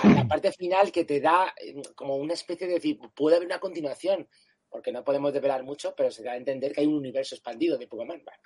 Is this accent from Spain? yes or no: yes; Canary Islands, Spain; moved away; also born or lived in Spanish mainland; yo también soy un canario que me sacaron de mi hábitat natural.